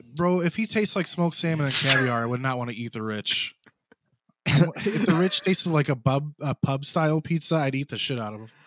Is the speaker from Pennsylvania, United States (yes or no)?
no; south of Chicago, Illinois, United States; a Chicagoan or south of Chicago